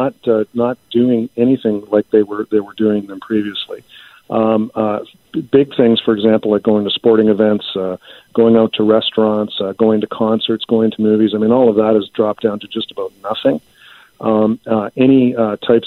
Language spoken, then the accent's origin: English; Canada